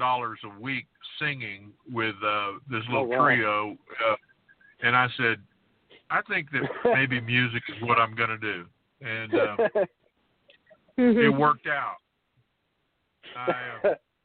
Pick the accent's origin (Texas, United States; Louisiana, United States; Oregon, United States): Texas, United States; Fort Worth; I was born and raised in Fort Worth, Texas